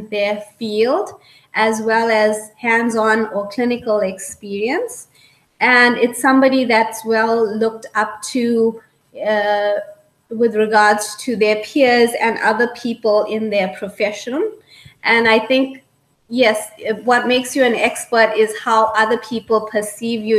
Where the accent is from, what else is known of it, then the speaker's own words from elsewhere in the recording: South Africa; moved away as an adult; now in Lloydminster, Canada; I was born in Africa and spent most of my childhood and youth growing up in Africa